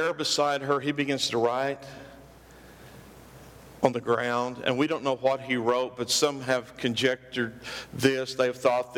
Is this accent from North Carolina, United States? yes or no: no; Oklahoma, United States; we are hicks from Oklahoma. We lived way out in the country.